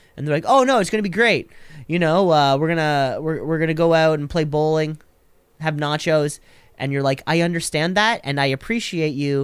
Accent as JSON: {"language": "English", "country": "Canada", "said": "I'm Canadian"}